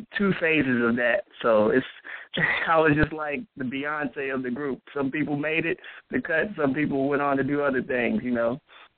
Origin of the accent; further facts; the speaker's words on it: New Albany, Indiana, United States; moved away; also born or lived in Louisville, Kentucky; Well, originally, okay, I grew up in Indiana and Kentucky. So to be more specific, New Albany, Indiana, and Louisville, Kentucky.